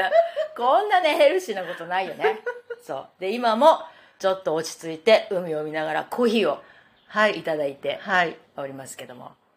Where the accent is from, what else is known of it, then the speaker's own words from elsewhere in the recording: Japan; now in New York, United States; 日本人に生まれてよかった